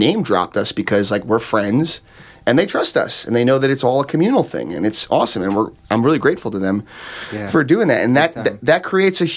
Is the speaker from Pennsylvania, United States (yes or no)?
no; New Jersey, United States; born or raised there